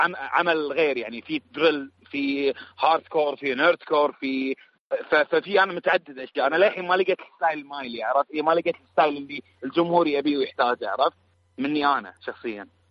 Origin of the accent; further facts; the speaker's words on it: Kuwait; عندنا بالكويت